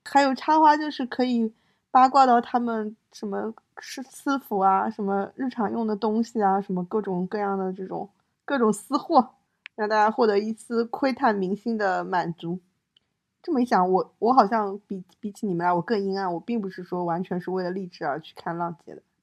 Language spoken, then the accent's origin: Chinese; China; 我们中国人